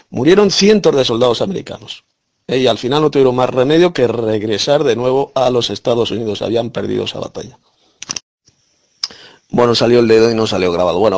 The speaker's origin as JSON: {"language": "Spanish", "region": "Galicia", "country": "Spain", "said": "Soy abogada de Galicia, España."}